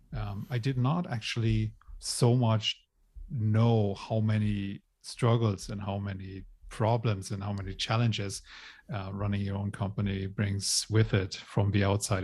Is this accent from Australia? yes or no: no; Germany; moved away as an adult; also born or lived in Hong Kong / Ireland; I grew up in Germany